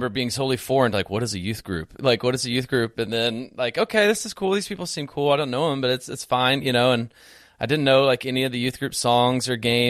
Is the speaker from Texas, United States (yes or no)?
yes; The Woodlands, Texas, United States; also born or lived in Houston; I grew up in a great home, and we went to church as a family, like when we lived down in Houston proper, until like second or third grade. And then we moved from Houston proper up to the Woodlands